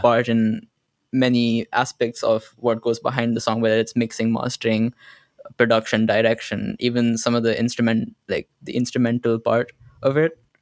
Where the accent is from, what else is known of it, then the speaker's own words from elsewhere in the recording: Gurgaon, Haryana, India; I'm from India, Gurgaon